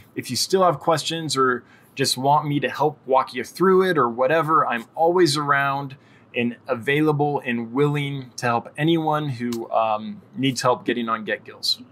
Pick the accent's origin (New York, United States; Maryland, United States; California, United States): California, United States; I'm from California